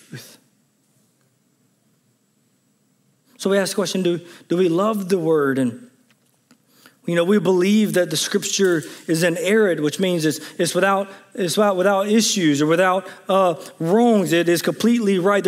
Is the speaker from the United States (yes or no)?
yes; Jones County, Mississippi, United States; growing up in Jones County, Mississippi